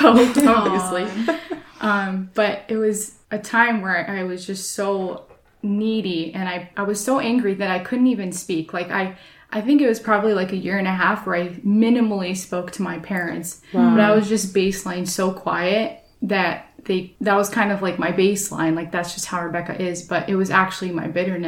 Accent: Portland, United States; I grew up at church in Philadelphia, at Philadelphia Church in Portland

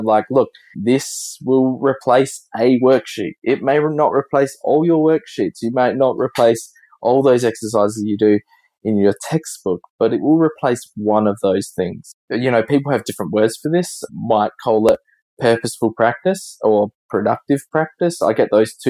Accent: Adelaide, South Australia, Australia; we in Australia, we pronounce it very differently than across the Atlantic

